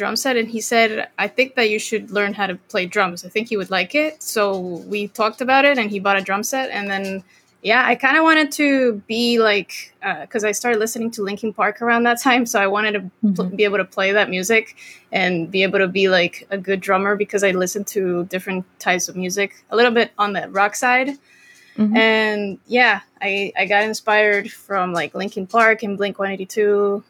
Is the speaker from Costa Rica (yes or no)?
yes; Costa Rica; So after that, Costa Rica, went back to like my hometown in Costa Rica. That was high school.